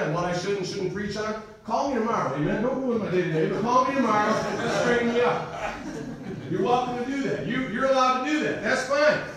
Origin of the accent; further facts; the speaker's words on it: United States; As an American